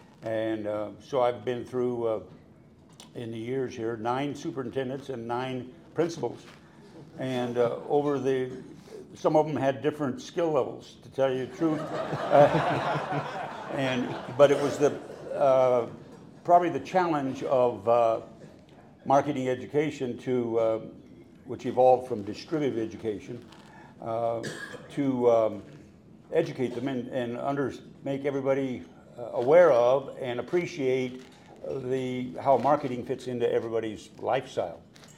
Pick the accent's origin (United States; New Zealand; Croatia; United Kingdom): United States; Colorado; now in Nebraska, United States; Well, I'm from Colorado originally, and my dad was in the Forest Service, so I lived in several places all over Colorado over the years. And then I got to Nebraska because there's a Nebraska National Forest.